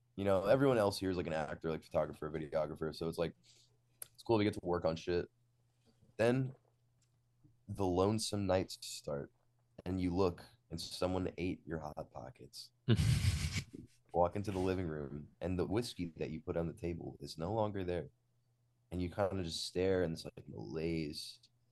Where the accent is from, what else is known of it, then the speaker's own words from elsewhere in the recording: Long Island, New York, United States; we shot in my hometown